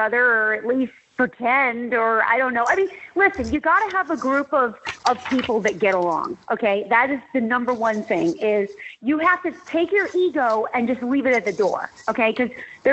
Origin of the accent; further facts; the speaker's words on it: Scottsdale, Arizona, United States; I grew up in Scottsdale, Arizona